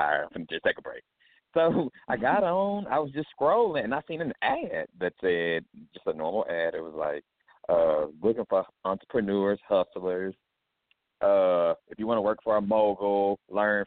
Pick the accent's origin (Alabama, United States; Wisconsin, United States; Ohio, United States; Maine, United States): Alabama, United States; Mobile; I'm from Mobile, Alabama